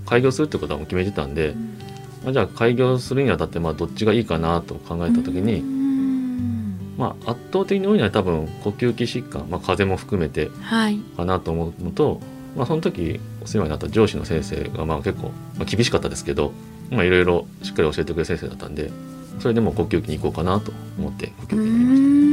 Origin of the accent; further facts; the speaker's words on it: Tatsuno, Hyogo, Japan; 僕の地元の辰野市